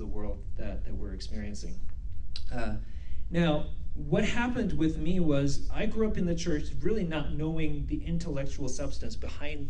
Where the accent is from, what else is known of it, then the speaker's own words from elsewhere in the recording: South Korea; also born or lived in Vancouver, Canada / Abbotsford, Canada; now in Spruce Grove, Canada; Where I come from South Korea